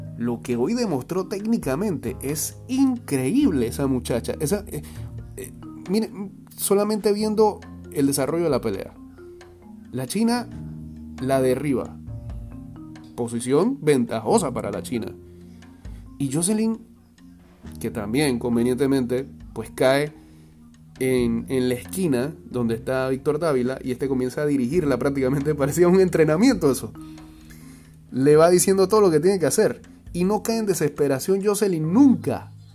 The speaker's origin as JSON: {"language": "Spanish", "country": "Panama", "said": "somos más del Caribe o del sur que de, Centroamérica"}